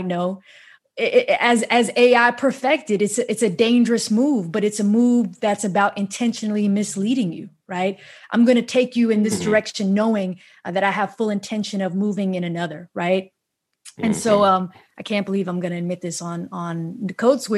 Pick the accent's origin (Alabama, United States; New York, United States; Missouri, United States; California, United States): New York, United States; New York City; I grew up in New York City public schools